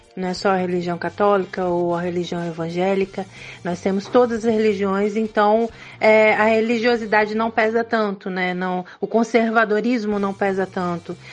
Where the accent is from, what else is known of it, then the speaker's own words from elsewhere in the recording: São Paulo, Brazil; moved away; Eu sou paulista, então eu venho de um grande centro